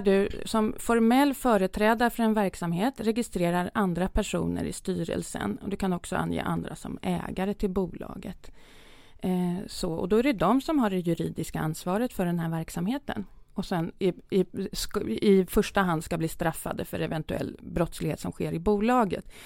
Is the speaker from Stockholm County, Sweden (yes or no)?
yes; Södertälje, Stockholm County, Sweden; Jag är uppväxt i Södertälje